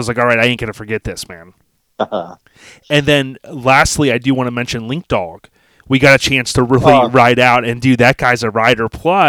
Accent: Florida, United States; And I'm from Florida.

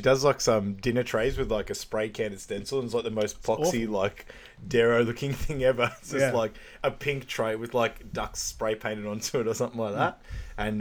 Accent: Sunshine, Victoria, Australia; I grew up in Sunshine

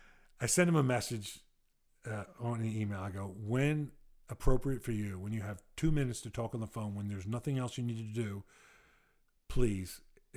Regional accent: Pennsylvania, United States; I'm from Delaware County, Pennsylvania.

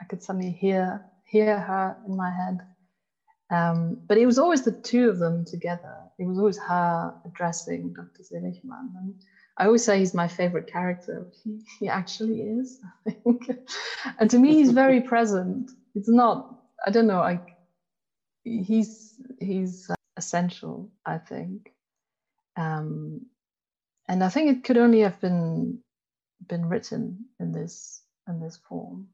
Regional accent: Germany; first language German; English is a second language; moved away as an adult; now in United Kingdom; I grew up in Germany and that is, you know, my first language, but I've lived here for 15 years now

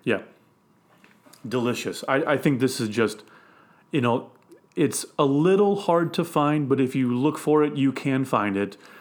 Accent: Missouri, United States; I'm from Missouri.

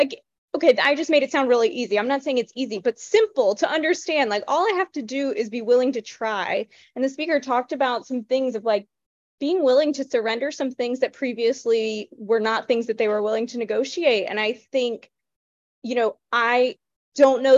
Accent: the Bible Belt, United States; I grew up in the Bible Belt going to church like 6 days a week for hours for 18 years

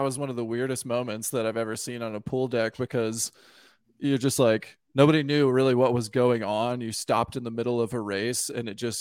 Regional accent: the American South, United States; As a Southerner and a fellow Georgia guy myself

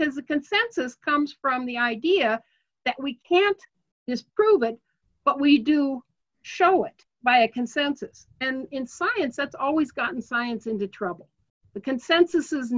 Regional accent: Portland, Oregon, United States; I grew up in Portland, Oregon.

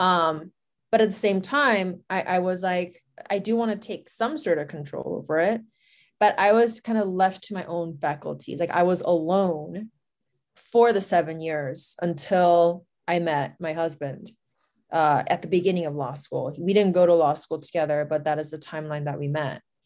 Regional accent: South Korea; moved away as an adult; also born or lived in Los Angeles / Boston / Chicago / Las Vegas; I'm Korean, and I was raised in Korea. I was born in Los Angeles, but I was born in, I mean, I mean, I was raised in South Korea

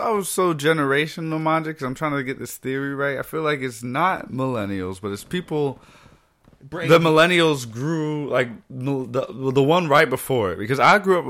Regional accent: the South, United States; I'm from the South.

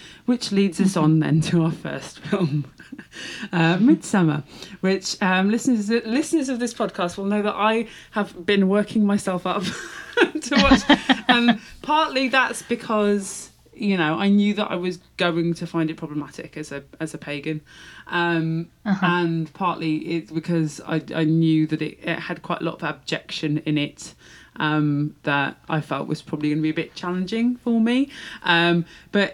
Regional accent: Shropshire, West Midlands, United Kingdom; I'm from Shropshire

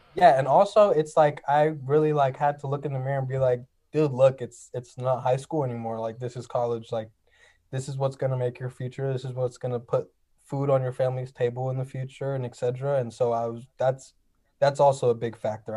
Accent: Los Angeles, California, United States; I'm from a place called Frogtown. It's in northeast L A.

